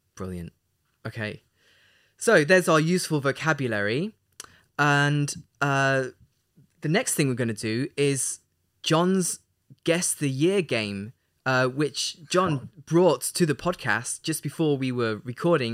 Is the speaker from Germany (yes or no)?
no; Leicester, East Midlands, United Kingdom; moved away; my hometown of Leicester